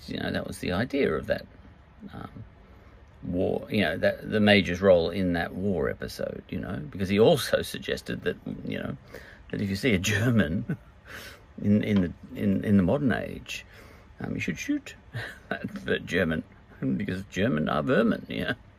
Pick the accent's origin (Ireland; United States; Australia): Australia; I come from Australia